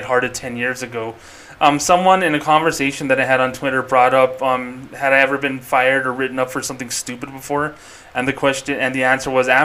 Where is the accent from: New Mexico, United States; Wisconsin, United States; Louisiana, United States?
New Mexico, United States; Albuquerque; my home state of Albuquerque, New Mexico